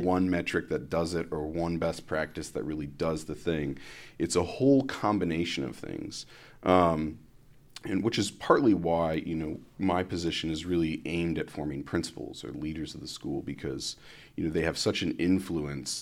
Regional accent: Columbus, Ohio, United States; moved away as an adult; also born or lived in South Florida / Dayton, Ohio; I'm originally from Columbus, Ohio. So I was, uh, raised in Columbus

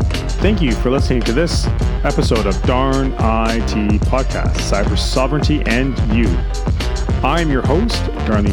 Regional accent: Canada; being Canadian

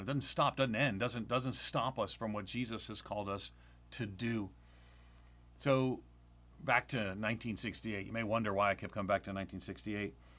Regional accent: Long Island, New York, United States; I grew up on Long Island, outside of New York City.

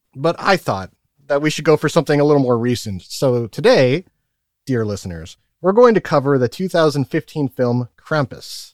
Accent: the Northwest, Pacific Northwest, United States; I'm from the Northwest

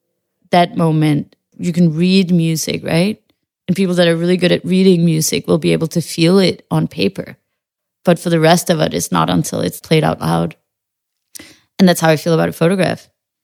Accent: Western Jutland, Denmark; I know that the family doesn't, we're from Western Jutland, you know, you don't stand on mountains and scream your feelings

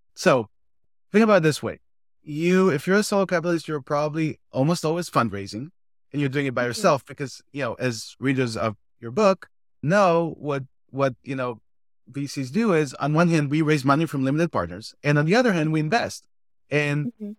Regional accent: Israel; moved away as an adult; now in United States; I'm originally from Israel, moved to the States 14 years ago.

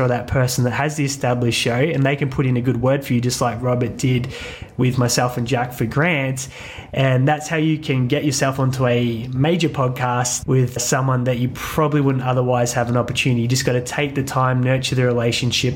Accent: Australia; we're Australian

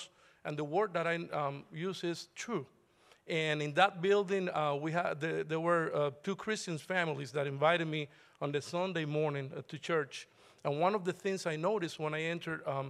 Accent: Cuba; also born or lived in Dominican Republic; now in Rock Hill, United States; I'm from Cuba

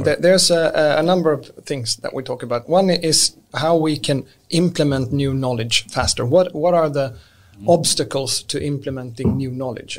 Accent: Lund, Skåne, Sweden; English is a second language; moved away; also born or lived in Stockholm; I'm born and raised in Lund.

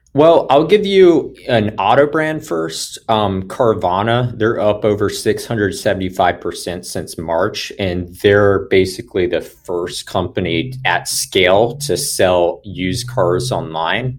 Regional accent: Atlanta, Georgia, United States; I am born and raised in Atlanta, Georgia

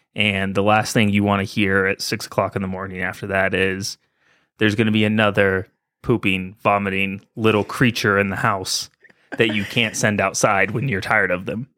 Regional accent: California, United States; moved away as an adult; now in Colorado, United States; Being from California

